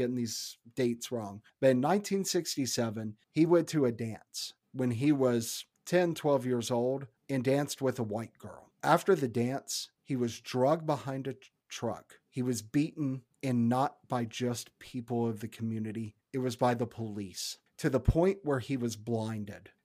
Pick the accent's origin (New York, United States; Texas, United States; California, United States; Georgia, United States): Georgia, United States; I'm from Georgia